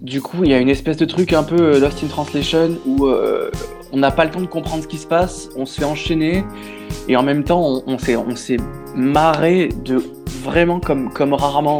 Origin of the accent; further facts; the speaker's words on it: Aix-en-Provence, Provence-Alpes-Côte d'Azur, France; moved away as an adult; now in Paris, France; je suis originaire d'Aix-en-Provence